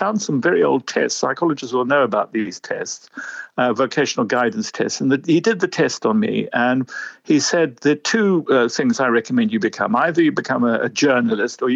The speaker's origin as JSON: {"language": "English", "country": "South Africa", "tie": "born or raised there", "also_born_or_lived": "London", "moved": "as an adult", "said": "I grew up in South Africa. My parents were British who went out after the war"}